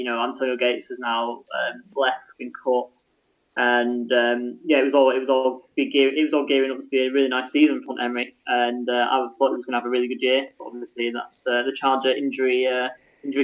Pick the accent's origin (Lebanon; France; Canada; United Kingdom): United Kingdom; being British